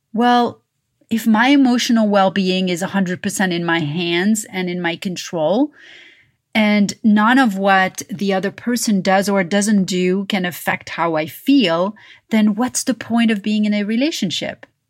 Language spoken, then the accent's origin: English; Paris, Île-de-France, France; moved away; growing up in Paris.